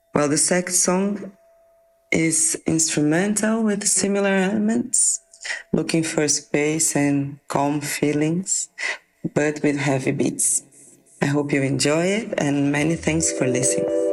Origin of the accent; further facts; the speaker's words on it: Mato Grosso do Sul, Brazil; now in São Paulo, Brazil; I was born in Mato Grosso do Sul and actually live in São Paulo